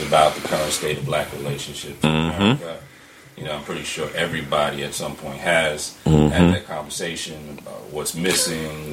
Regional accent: New York, United States; I'm originally from New York

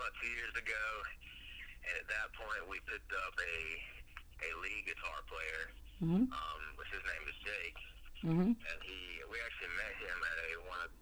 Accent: New Hill, North Carolina, United States; I grew up here in New Hill, North Carolina

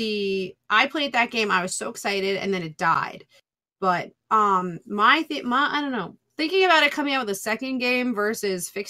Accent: New York, United States; I'm from New York.

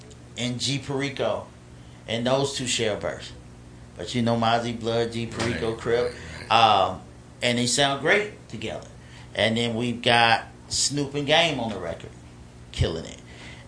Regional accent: Alabama, United States; also born or lived in Los Angeles, California / Montgomery, Alabama; I was born in Los Angeles, so that was home. And then I was raised in Alabama.

